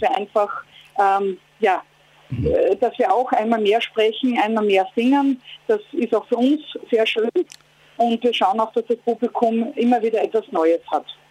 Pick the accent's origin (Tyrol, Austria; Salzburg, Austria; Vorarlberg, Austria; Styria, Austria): Styria, Austria; Graz; now in Vienna, Austria; ich fahre gerade von Graz nach Wien, also quasi aus meiner Heimat zurück dort in die Hauptstadt, wo ich lebe.